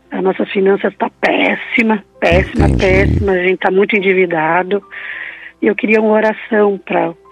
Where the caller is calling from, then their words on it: Bento Gonçalves, Rio Grande do Sul, Brazil; Eu sou de Bento Gonçalves, Serra Gaúcha.